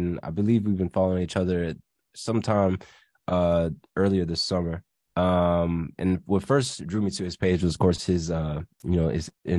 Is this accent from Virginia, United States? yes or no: yes; Virginia, United States; we're from Virginia